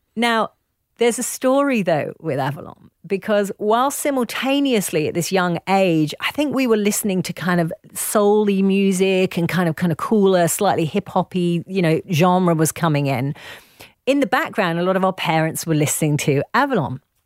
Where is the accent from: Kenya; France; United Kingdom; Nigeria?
United Kingdom; accent: posh; also born or lived in Leeds; my posh little accent